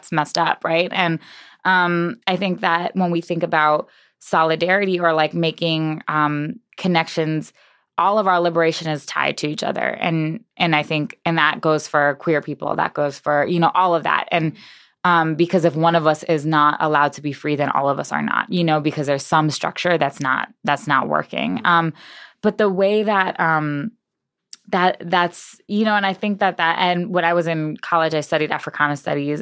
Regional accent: New York, United States; moved away as an adult; also born or lived in Boston / Providence; now in Chicago, United States; I was born in New York. My parents died in New York

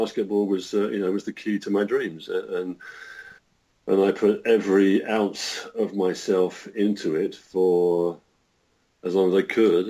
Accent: Brighton, South East England, United Kingdom; moved away; Grew up in Brighton.

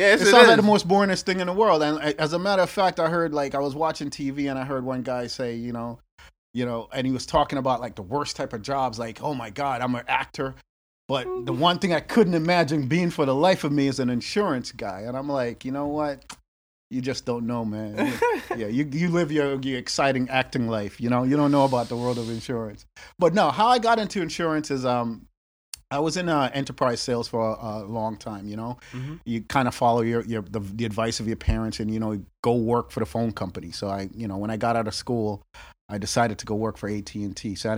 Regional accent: New York, United States; now in Boston, United States; I'm from New York.

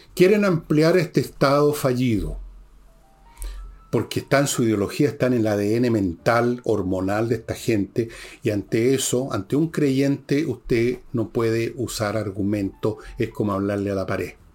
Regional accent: Chile; nos encontramos como chilenos

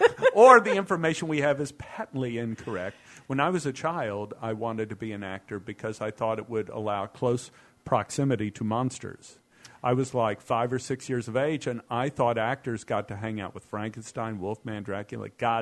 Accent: Dallas, Texas, United States; now in Los Angeles, United States; I came out from Dallas, Texas

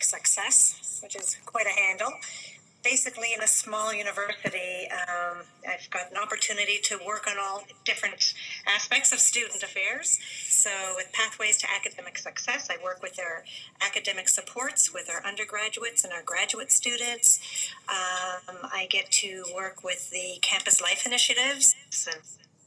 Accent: Newfoundland and Labrador, Canada; moved away as an adult; now in Prince Edward Island, Canada; I am from Newfoundland originally, but wanted a change of scenery, loved the islands, so I left Newfoundland and came to PEI.

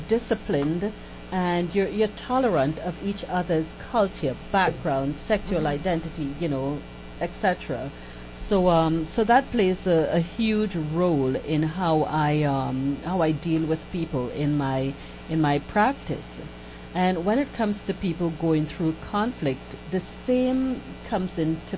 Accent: Trinidad & Tobago; I am Trinidadian, and Trinidad is a very diverse culture

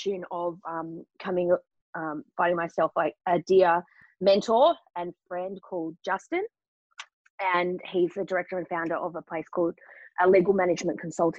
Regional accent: Melbourne, Victoria, Australia; moved away as an adult; also born or lived in London; got a job in Melbourne, which is my hometown.

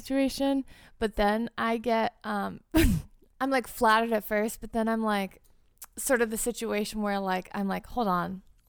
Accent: Boston, Massachusetts, United States; I grew up in Boston.

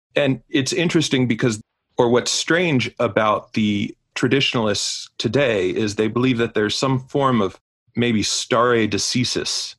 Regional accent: United States; being an American, I grew up with John Paul II as Pope

